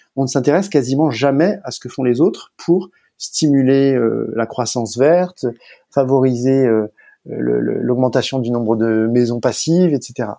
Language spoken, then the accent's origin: French; France; je suis français